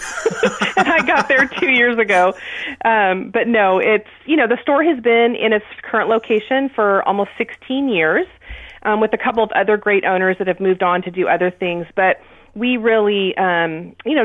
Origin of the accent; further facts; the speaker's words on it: Aptos, California, United States; moved away as an adult; also born or lived in Sacramento, California; I grew up in Aptos.